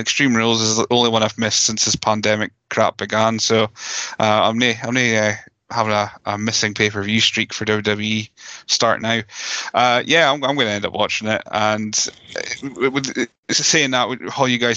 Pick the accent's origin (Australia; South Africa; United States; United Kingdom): United Kingdom; Scotland; We're Scottish